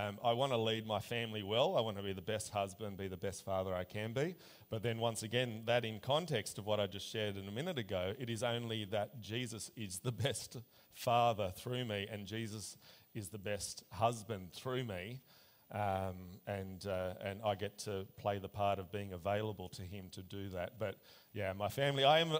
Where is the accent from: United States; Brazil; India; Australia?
Australia; also born or lived in Berlin, Germany; I was born in Berlin, actually. Came out to Australia when I was about 3